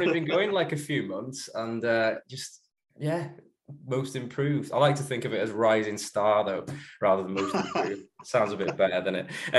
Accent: Llangollen, Wales, United Kingdom; also born or lived in Chelsea, London; I've lived in the like North Wales all my life

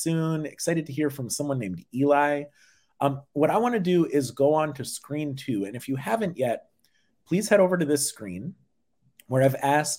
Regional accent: Massachusetts, United States; Massachusetts, my home state

